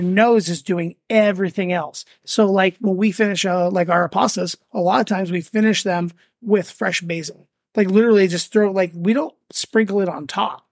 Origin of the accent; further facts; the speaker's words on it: Las Vegas, Nevada, United States; moved away as an adult; also born or lived in Venice, California; now in Las Vegas, United States; I am from Vegas